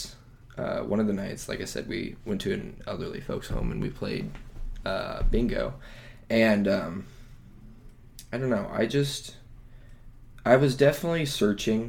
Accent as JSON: {"language": "English", "town": "Phoenix", "region": "Arizona", "country": "United States", "said": "I'm from Phoenix, Arizona."}